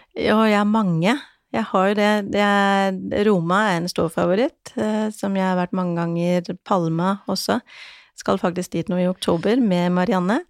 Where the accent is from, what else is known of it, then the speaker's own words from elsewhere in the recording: Denmark; now in Norway; Jeg er jo dansk